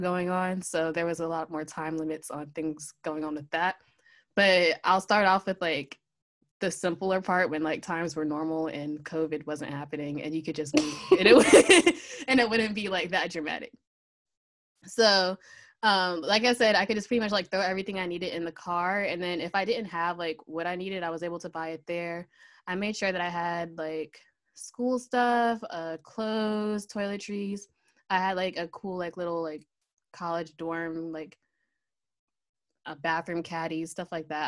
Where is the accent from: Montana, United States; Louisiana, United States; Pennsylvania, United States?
Pennsylvania, United States; moved away as an adult; also born or lived in Virginia; I'm originally from Pennsylvania, so I had to move down to Virginia.